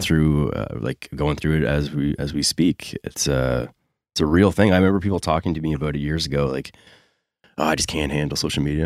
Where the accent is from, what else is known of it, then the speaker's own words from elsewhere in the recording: Dartmouth, Nova Scotia, Canada; I grew up in Dartmouth